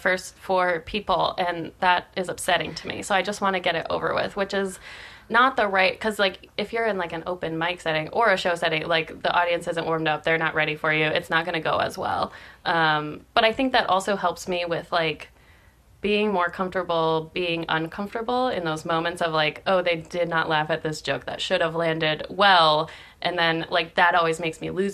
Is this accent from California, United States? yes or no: no; Michigan, United States; now in New York City, United States; I'm from Michigan